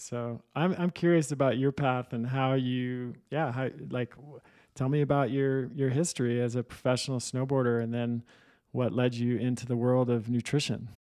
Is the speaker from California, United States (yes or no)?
yes; Manhattan Beach, California, United States; I grew up in Manhattan, in Southern California